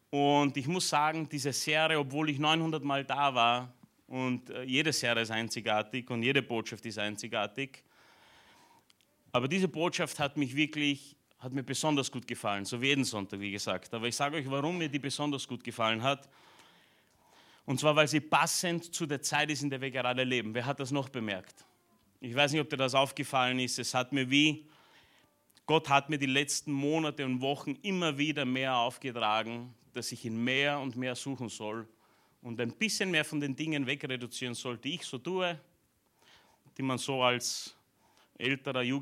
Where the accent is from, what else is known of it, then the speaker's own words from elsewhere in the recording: Romania; born there; moved away; also ich bin in Rumänien geboren, bin zwar nicht dort, aufgewachsen, aber meine Eltern waren ja jahrelang in einer rumänischen Gemeinde